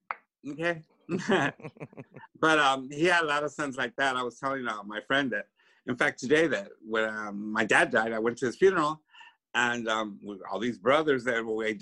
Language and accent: English; Los Angeles, California, United States; I'm from here, Pico Union. Los Angeles